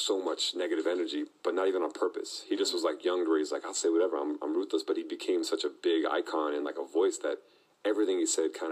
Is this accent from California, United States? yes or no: no; Florida, United States; I'm coming from Florida, too